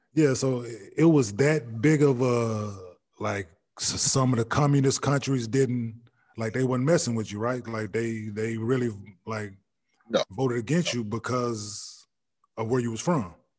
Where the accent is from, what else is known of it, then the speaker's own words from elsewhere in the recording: Dallas, Texas, United States; I grew up in Dallas, watching boxing here and there